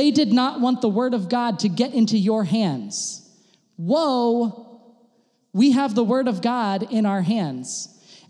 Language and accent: English; United States; now in Germany; I'm an American